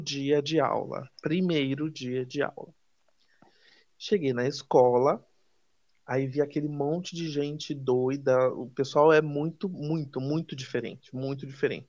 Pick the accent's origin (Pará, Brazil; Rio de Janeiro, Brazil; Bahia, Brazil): Bahia, Brazil; Salvador; moved away; also born or lived in São Paulo; eu sou baiano, sou de Salvador